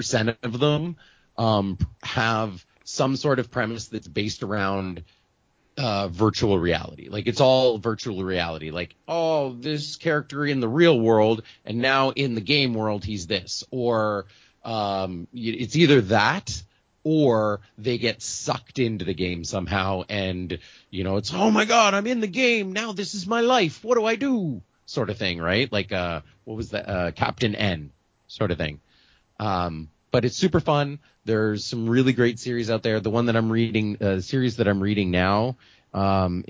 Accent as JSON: {"language": "English", "town": "Ottawa", "region": "Ontario", "country": "Canada", "tie": "born or raised there", "said": "my hometown of Ottawa"}